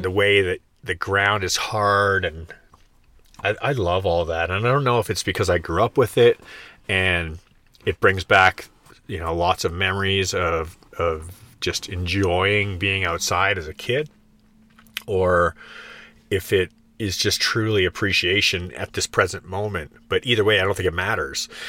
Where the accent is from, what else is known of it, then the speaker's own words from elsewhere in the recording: Canada; now in Florida, United States; growing up in Canada where seasons are very present in your experience